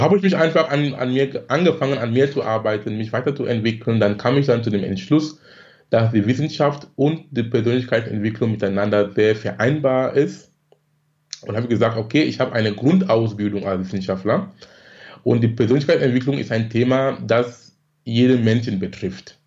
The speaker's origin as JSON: {"language": "German", "country": "Cameroon", "tie": "born or raised there", "moved": "as an adult", "lives_now": "Germany", "said": "gebürtig komme ich aus Kamerun, lebe in Deutschland seit fast 20 Jahren. Bin damals wegen Studium gekommen"}